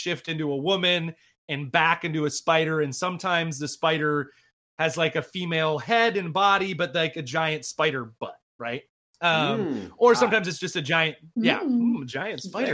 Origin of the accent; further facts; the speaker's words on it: Michigan, United States; having grown up in the 80s in Michigan